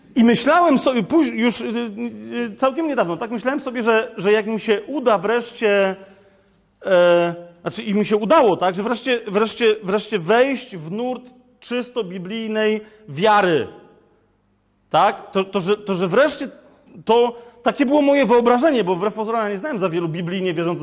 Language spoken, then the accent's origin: Polish; Kraków, Lesser Poland, Poland; ja jestem z Krakowa, u nas się, wiecie, to jest stara Galicja i u nas, się, u nas się nie wychodzi na dwór, no wiecie, tylko na pole